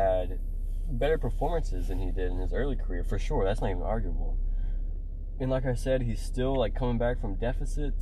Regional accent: Tennessee, United States; I'm born and raised in Tennessee

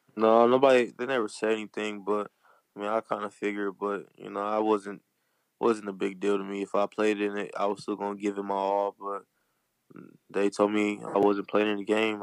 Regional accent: Compton, California, United States; I'm from Compton

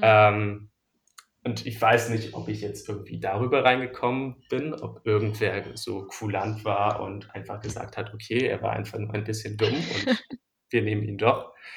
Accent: Berlin, Germany; ich bin in, äh, in Mitte zur Schule gegangen und wohne auch noch immer hier

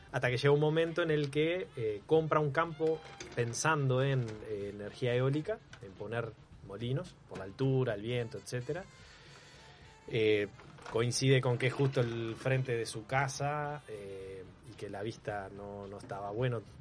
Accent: Canelones, Uruguay; moved away as an adult; also born or lived in Montevideo; now in Maldonado, Uruguay; Salgo de Canelones, que es donde yo nací y donde, donde viví toda la vida. Bueno, nací en Montevideo en realidad, pero eh, viví en Canelones toda la vida.

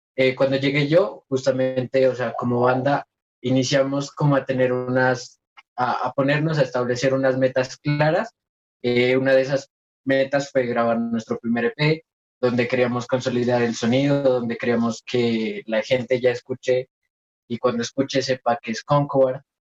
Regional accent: Nariño, Colombia; nosotros somos Concubar, eh, de Nariño para el mundo

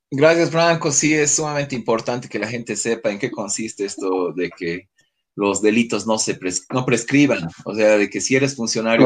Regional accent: Bolivia; nosotros como bolivianos

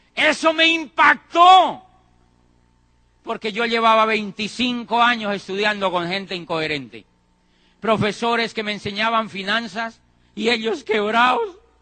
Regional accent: Colombia; Yo, yo en mi país ya estaba diciendo que ese país no servía para nada. En Colombia

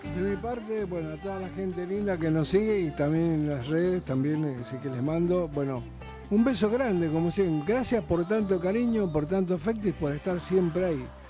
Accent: Mendoza, Argentina; moved away; son de Mendoza, allá de mi tierra

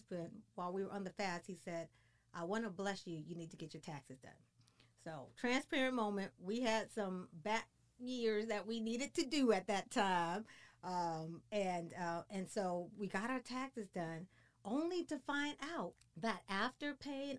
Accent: Washington, District of Columbia, United States; moved away as an adult; now in Frisco, United States; We're from the East Coast, from the Washington, D.C. area

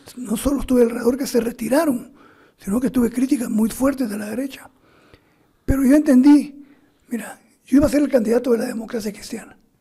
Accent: Guatemala; moved away; also born or lived in Mexico; soy guatemalteco

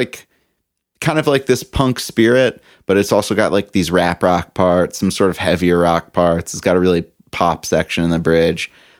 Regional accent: Canada; because of my height and the fact that I'm from Canada.

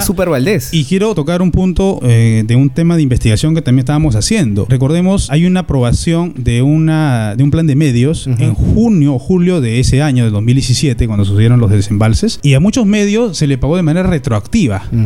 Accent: Sayán, Lima, Peru; also born or lived in Huacho; Yo soy, yo provengo de Lima Provincias, de Distrito de Sayán, Huacho y Lima Provincias también.

